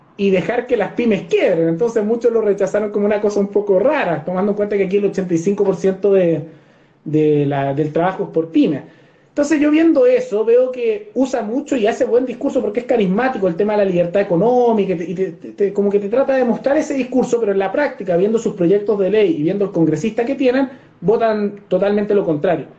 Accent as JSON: {"language": "Spanish", "country": "Chile"}